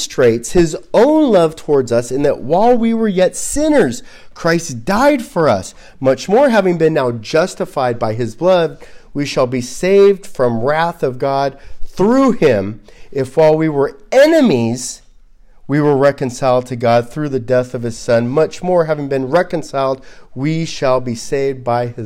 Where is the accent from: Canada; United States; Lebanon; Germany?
United States; Los Angeles, California; I grew up in Los Angeles